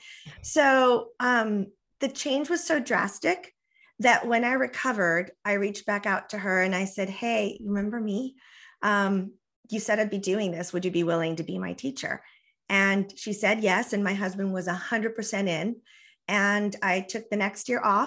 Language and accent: English; the border with Mexico, US–Mexico border, United States; first language Spanish; English is a second language; my first language is Spanish, and I was raised on the border with Mexico. So, you know, I'm not even really American. I mean, I am, but you know, I relate to my culture as very Mexican American